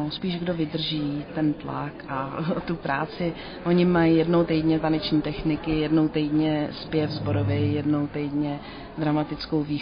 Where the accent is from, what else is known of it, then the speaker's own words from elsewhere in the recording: Prague, Czechia; Já jsem z Prahy, bude... jsme z Prahy 5